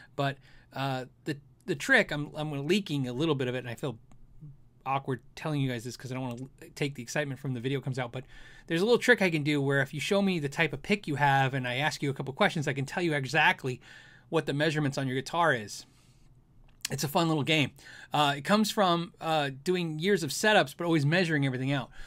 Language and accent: English; Tucson, Arizona, United States; now in Phoenix, United States; I grew up in Tucson, Arizona, my home growing up, we only had a swamp cooler. We didn't have A C. I live in Phoenix now.